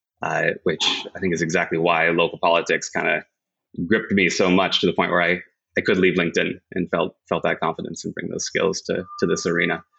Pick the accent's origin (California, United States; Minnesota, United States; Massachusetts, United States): Massachusetts, United States; Williamstown; My partner and I, who I mentioned before, actually grew up in the same hometown. Went to middle school together in Western Massachusetts, Williamstown, Massachusetts